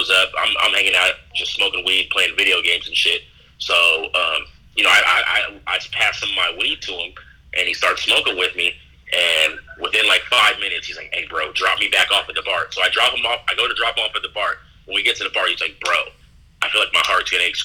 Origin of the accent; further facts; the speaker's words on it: San Francisco, California, United States; I'm from San Francisco